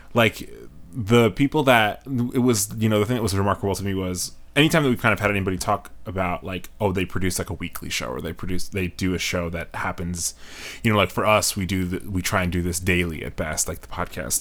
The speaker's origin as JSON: {"language": "English", "region": "New York", "country": "United States", "moved": "yes", "lives_now": "Chicago, United States", "said": "I'm originally from New York"}